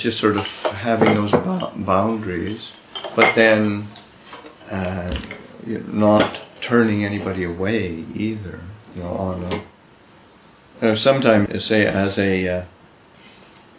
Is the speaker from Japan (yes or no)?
no; Neepawa, Manitoba, Canada; moved away; also born or lived in Winnipeg, Manitoba; We grew up together in Nepal, and then we were in the city together